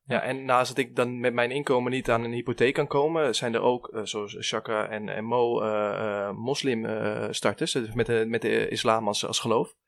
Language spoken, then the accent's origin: Dutch; Amersfoort, Utrecht, Netherlands; wij komen uit Amersfoort